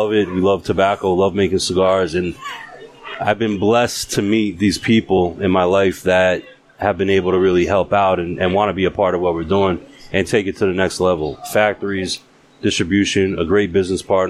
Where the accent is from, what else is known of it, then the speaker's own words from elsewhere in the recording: New York, United States; moved away; also born or lived in Massachusetts; I was born and raised in New York, but I lived in Mass for a good amount of time